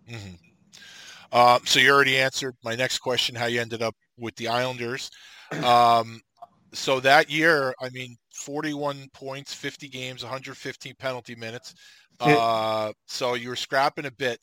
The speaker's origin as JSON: {"language": "English", "region": "New York", "country": "United States", "said": "I'm from New York"}